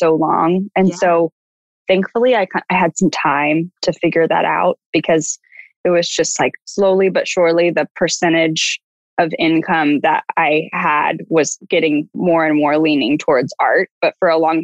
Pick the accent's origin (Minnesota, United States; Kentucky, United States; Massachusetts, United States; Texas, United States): Texas, United States; Dallas; moved away as an adult; also born or lived in Austin, Texas / Houston, Texas / Los Angeles, California; I grew up in Dallas